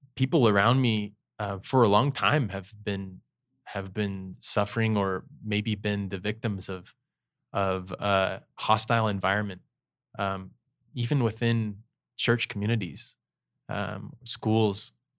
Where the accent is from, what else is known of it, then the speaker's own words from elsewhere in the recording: St. George, Utah, United States; also born or lived in Soda Springs, Idaho / Brasilia, Brazil; when I was ten, moved to Saint George, Utah